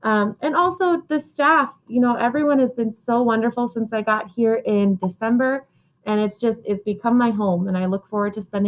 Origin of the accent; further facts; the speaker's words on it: Dubai, United Arab Emirates; I grew up in Dubai, which is in the United Arab Emirates.